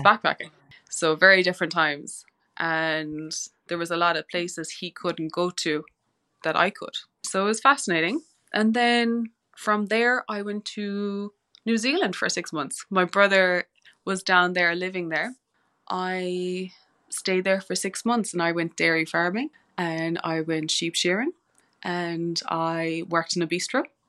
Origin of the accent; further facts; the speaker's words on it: West Cork, Munster, Ireland; moved away as an adult; I grew up in West Cork